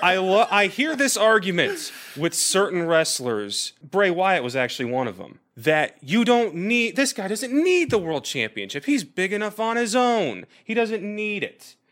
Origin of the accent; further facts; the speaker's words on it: Kansas City, United States; Kansas City, my hometown